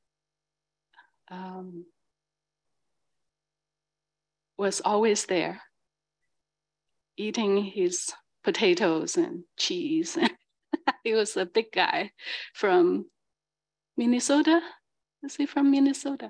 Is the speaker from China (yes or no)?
yes; China; now in San Francisco, United States; I'm from China